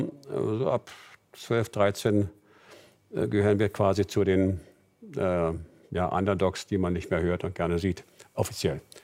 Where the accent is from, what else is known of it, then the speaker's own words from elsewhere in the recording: Berlin, Germany; Meine Heimatstadt ist Berlin